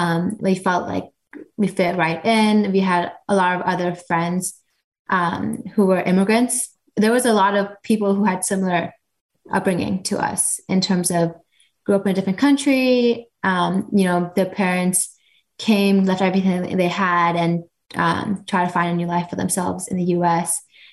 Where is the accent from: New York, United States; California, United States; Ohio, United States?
California, United States; Fremont; very pretty typical, just children growing up in the Bay.